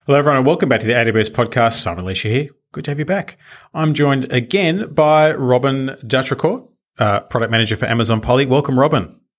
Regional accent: Australia; being Australian, we do have our own pronunciation of different things

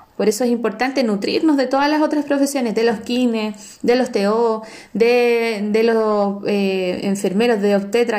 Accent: San Felipe, Valparaíso, Chile; soy de Heidi Town, soy de San Felipe

